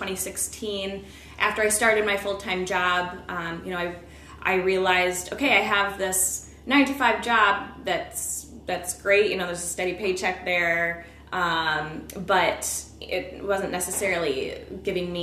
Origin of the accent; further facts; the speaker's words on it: Peoria, Illinois, United States; I grew up in Peoria